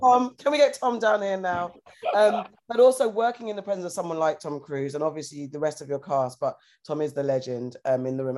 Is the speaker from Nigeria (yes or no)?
no; United Kingdom; we say shops in the UK